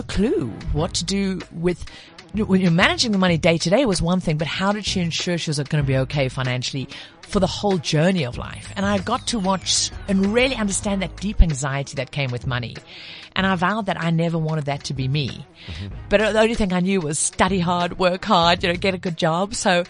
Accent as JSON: {"language": "English", "region": "KwaZulu-Natal", "country": "South Africa", "tie": "born or raised there", "said": "But you know, I my accent's all over the place, but I grew up in KZN."}